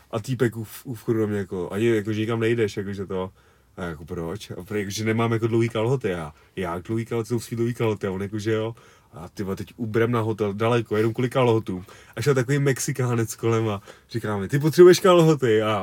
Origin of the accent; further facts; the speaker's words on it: Czechia; jsem z České republiky